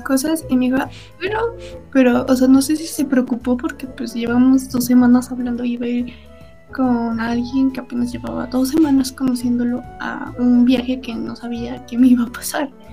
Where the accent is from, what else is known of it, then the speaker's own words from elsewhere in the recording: Mexico; soy de México